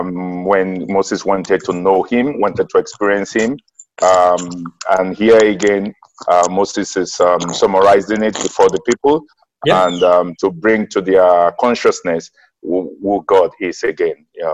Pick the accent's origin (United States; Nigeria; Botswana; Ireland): Nigeria; I'm from Nigeria.